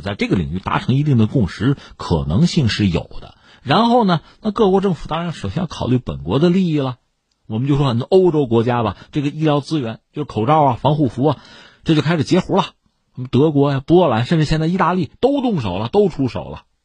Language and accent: Chinese; China; 我们中国人